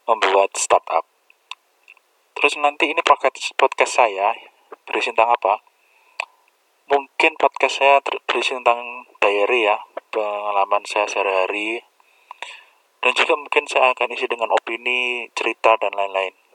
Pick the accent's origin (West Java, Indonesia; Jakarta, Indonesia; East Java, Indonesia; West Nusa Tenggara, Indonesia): East Java, Indonesia; Kediri; saya lahir di Kediri ya saya anak Kediri terus kemudian saya juga sekolah di Kediri juga di SMP 3 Kediri terus SMA 7 Kediri setelah itu saya kuliah di Stikom Surabaya